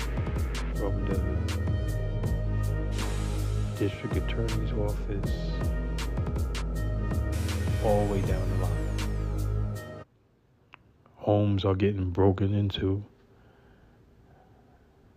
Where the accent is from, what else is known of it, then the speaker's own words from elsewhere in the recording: New York City, New York, United States; now in California, United States; my hometown, New York City